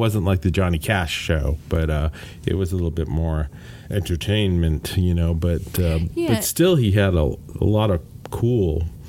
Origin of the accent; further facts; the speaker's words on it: Scotland, United Kingdom; My parents and myself being Scottish